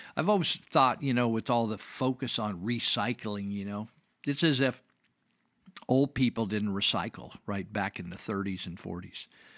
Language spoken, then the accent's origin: English; Marysville, California, United States; I remember growing up in Marysville, California, and in the 50s, and we didn't have air conditioning in our classrooms